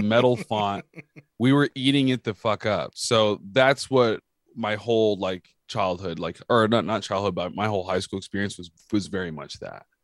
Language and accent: English; California, United States; I'm from California